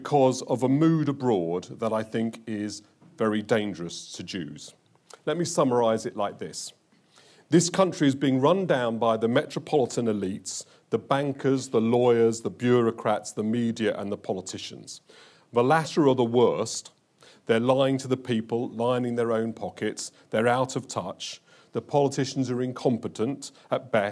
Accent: London, United Kingdom; I was brought up in Hendon Central, and as a 12-year-old child, I could walk to Brent Cross

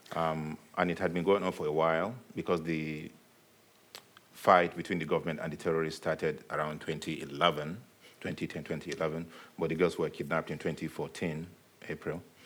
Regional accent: Nigeria; also born or lived in Virginia, United States; now in United States; I'm Nigerian

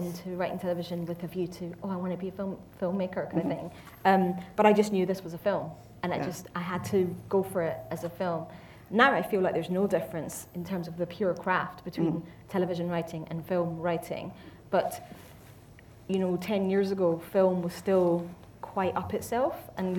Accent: Glasgow, Scotland, United Kingdom; I'm from Glasgow myself

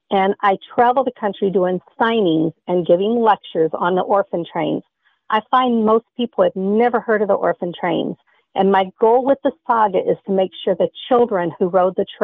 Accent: Kentucky, United States; born there; now in Michigan, United States; I live in Michigan. I was born in Kentucky

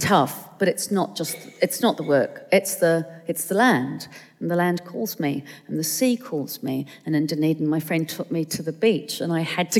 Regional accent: London, United Kingdom; Well, I am a Londoner, but I'm a Pākehā Londoner. I'm a Palangi Londoner.

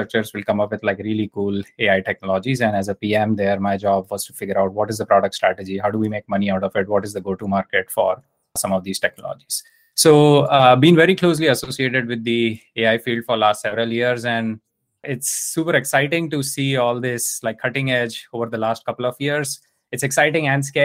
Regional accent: India; I grew up in India

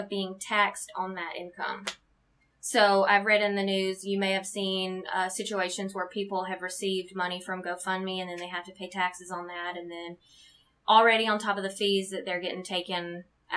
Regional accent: Alabama, United States; moved away as an adult; now in Omaha, United States; we're originally from Alabama

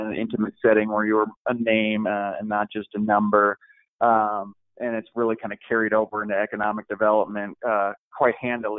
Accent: California, United States; also born or lived in Midwest, United States; now in Klamath Falls, United States; I am from Southern California. I'm from the Midwest, and I'm from Klamath, so I'm kind of a child of three areas.

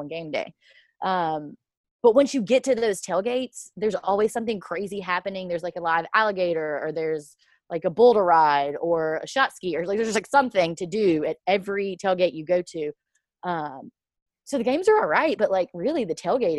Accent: Starkville, Mississippi, United States; moved away as an adult; now in Baton Rouge, United States; I grew up in Starkville

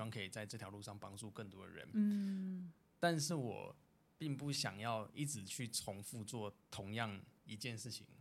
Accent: Taiwan; 我就回来嗯。台湾

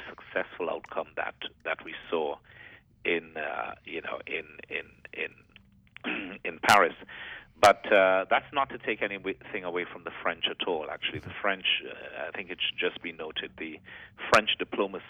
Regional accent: Grenada; Grenada, my home country

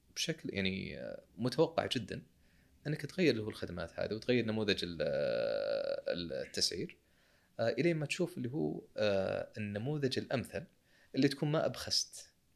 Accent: Saudi Arabia; عندنا في السعوديه شركه اسمها كيورا

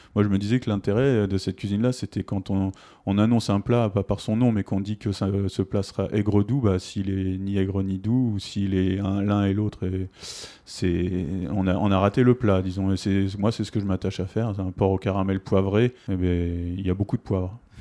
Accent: Évreux, Normandy, France; now in Toulouse, France; je suis né à Évreux

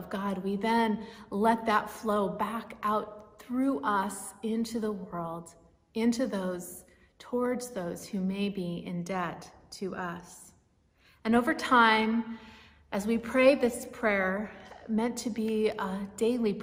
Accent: Martinez, California, United States; Places like Martinez, where I grew up in the East Bay

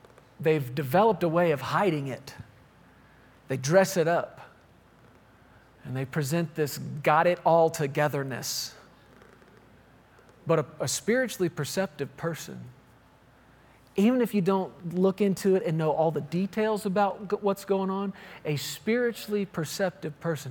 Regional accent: Texas, United States; I grew up in Texas

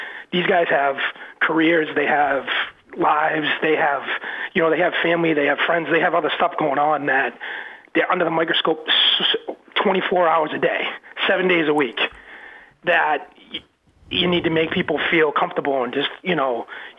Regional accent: United States; my biological parents, I have no clue what I am. I just go with it. I'm an American man.

